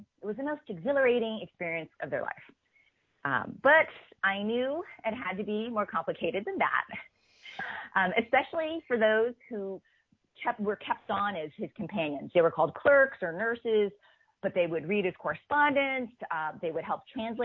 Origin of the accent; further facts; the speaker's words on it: United States; I'm the American-born daughter of Chinese immigrants